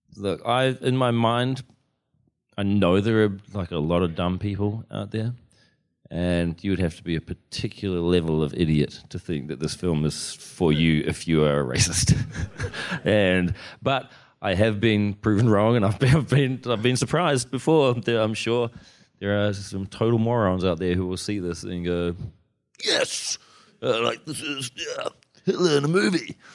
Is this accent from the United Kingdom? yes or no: no; Wellington, New Zealand; when I was growing up in Wellington, in the eighties